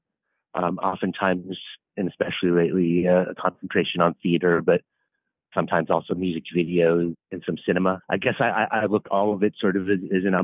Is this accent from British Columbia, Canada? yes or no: no; Toronto, Ontario, Canada; also born or lived in California; now in New York City, United States; as a young boy, lived in Toronto, Canada